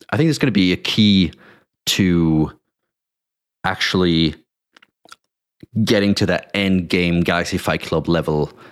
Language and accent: English; Germany; I grew up like in Germany most most of my uh, most of my teenage years.